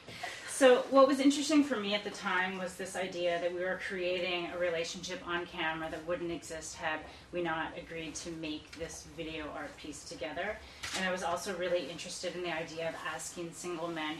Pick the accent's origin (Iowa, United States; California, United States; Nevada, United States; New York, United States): Iowa, United States; moved away as an adult; also born or lived in Boston; I grew up in Iowa